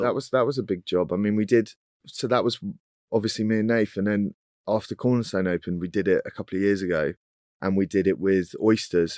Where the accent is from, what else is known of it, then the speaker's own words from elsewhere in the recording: Cornwall, South West England, United Kingdom; moved away as an adult; now in London, United Kingdom; I'm Cornish